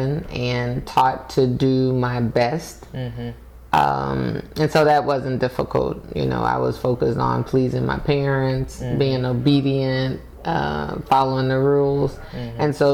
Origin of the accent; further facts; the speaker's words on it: Texas, United States; I am a native Texan